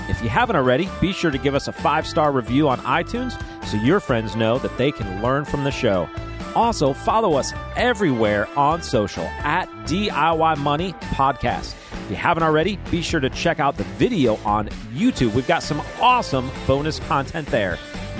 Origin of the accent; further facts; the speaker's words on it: Chicago, Illinois, United States; I grew up in Chicago.